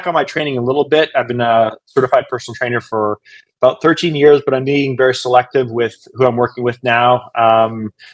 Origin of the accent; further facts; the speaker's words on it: Canada; moved away as an adult; now in Fort Worth, United States; I'm originally from Canada